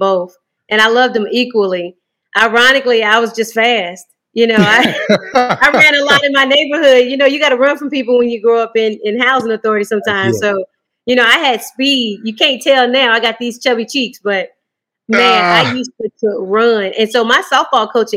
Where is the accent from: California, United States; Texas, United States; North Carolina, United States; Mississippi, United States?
North Carolina, United States; Winston-Salem; I'm from the same city where I'm coaching at. So growing up in Winston was a little different.